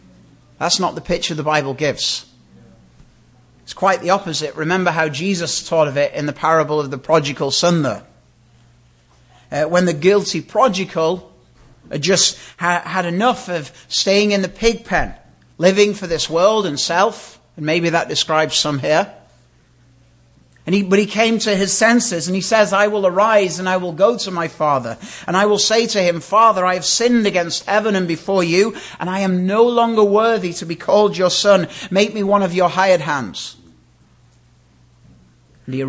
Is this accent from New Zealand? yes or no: no; United Kingdom; moved away; we have a queen where I come from. But imagine if I, as a British citizen